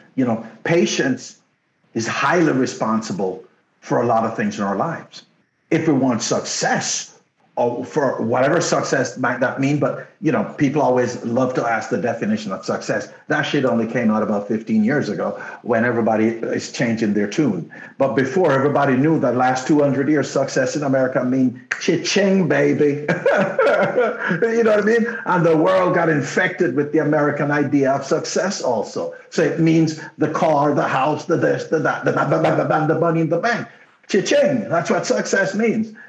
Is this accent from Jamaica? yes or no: yes; Jamaica; first language Jamaican Patois; English is a second language; now in Canada; when I first came to Canada. My English was so bad because they took me out of the bush in Jamaica